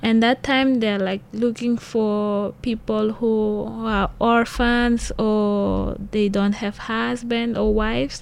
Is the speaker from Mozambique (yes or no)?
yes; Maputo, Mozambique; moved away as an adult; now in Hualien, Taiwan; I am from Mozambique, the capital city of Mozambique, Maputo.